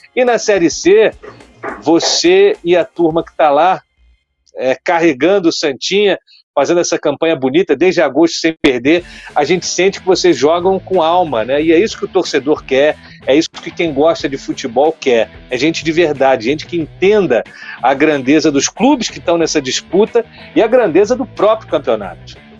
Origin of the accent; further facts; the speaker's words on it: Petrópolis, Rio de Janeiro, Brazil; Serrano, lá de Petrópolis, minha terra